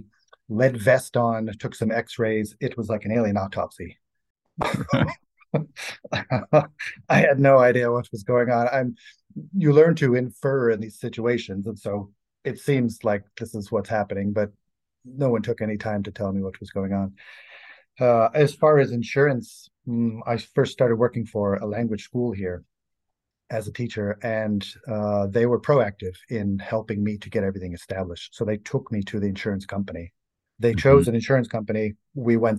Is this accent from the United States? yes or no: yes; Boston, Massachusetts, United States; moved away as an adult; now in Bratislava, Slovakia; I'm from the United States, from Boston